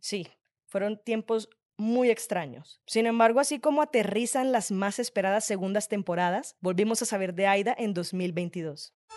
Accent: Cartagena, Bolívar, Colombia; soy de Cartagena

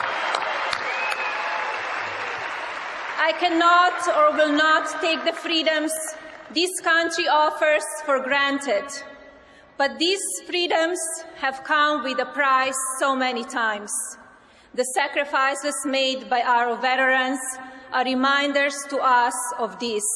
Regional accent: Slovenia; now in United States; I was born in Slovenia, a small, beautiful, and then communist country in Central Europe.

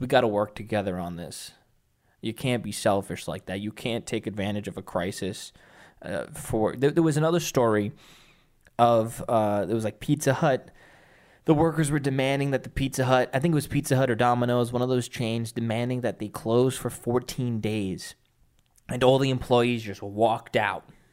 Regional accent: New York, United States; I'm a New Yorker

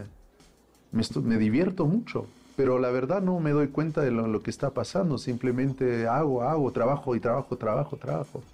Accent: Paris, Île-de-France, France; moved away as an adult; now in Mexico; nacieron mis hermanos y nací yo en París

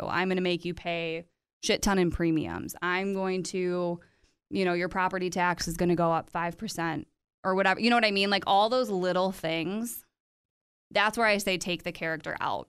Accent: United States

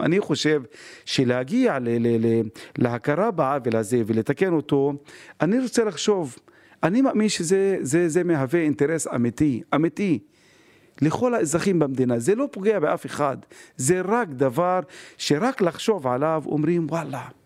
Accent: Haifa, Haifa District, Israel; אני חיפאי בכל רמ"ח חבריי.

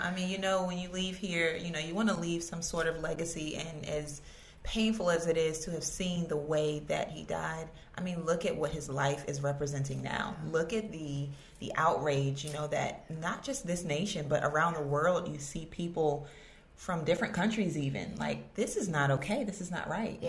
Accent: Virginia Beach, Virginia, United States; I grew up in Virginia Beach

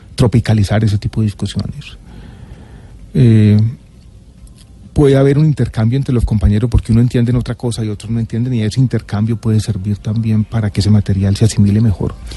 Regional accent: Medellín, Antioquia, Colombia; born or raised there; also born or lived in Santiago, Chile

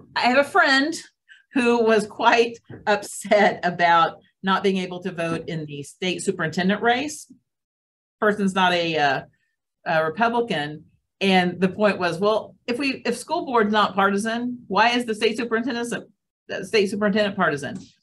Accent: United States; as an American

